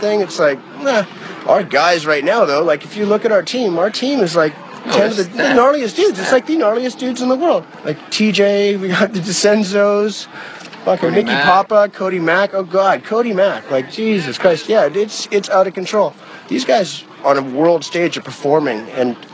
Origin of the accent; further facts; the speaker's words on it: East Coast, Canada; I'm in my home country, Canada, and I'm surrounded by the East Coast